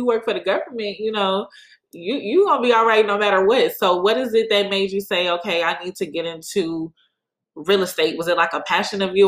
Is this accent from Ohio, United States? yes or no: yes; Cleveland, Ohio, United States; now in Houston, United States; growing up in Cleveland